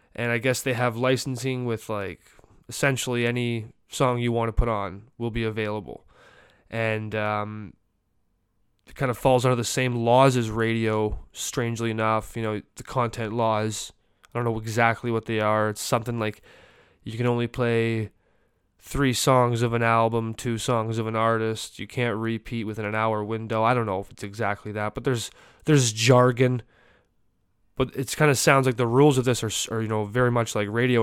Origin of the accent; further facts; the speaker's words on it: Canada; as a Canadian